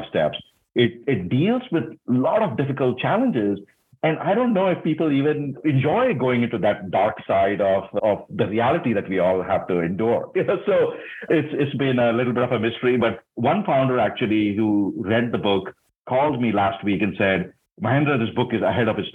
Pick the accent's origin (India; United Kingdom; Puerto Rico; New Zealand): India; moved away as an adult; also born or lived in Singapore; now in United States; I grew up in India, which is a very different culture.